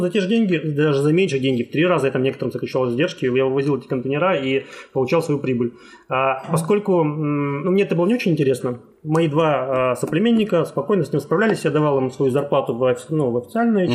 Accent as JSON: {"language": "Russian", "town": "Khabarovsk", "region": "Khabarovsk Krai", "country": "Russia", "tie": "born or raised there", "said": "я сам из Хабаровска, и там всю сознательную жизнь прожил в городе Хабаровске"}